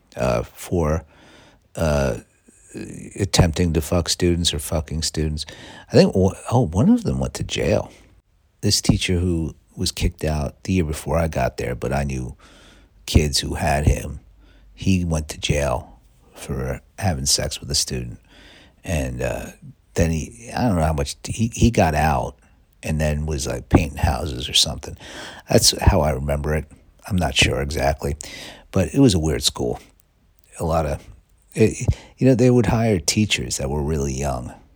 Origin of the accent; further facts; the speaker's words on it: New York City, New York, United States; I grew up on Staten Island